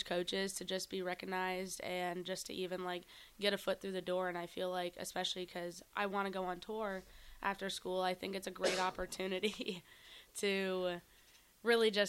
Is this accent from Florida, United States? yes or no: yes; Melbourne, Florida, United States; I'm from Melbourne, Florida.